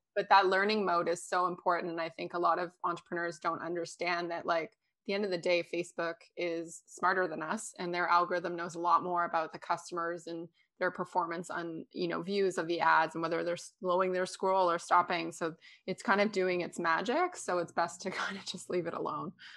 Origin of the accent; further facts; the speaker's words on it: Canada; I'm from Canada